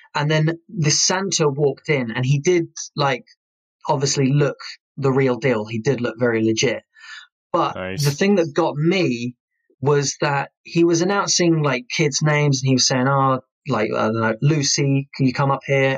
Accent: Kent, South East England, United Kingdom; moved away; I am originally from Kent, and we had a place in Chatham

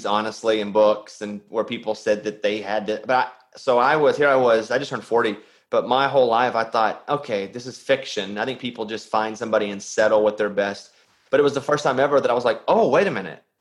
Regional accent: Arkansas, United States; I'm from Arkansas

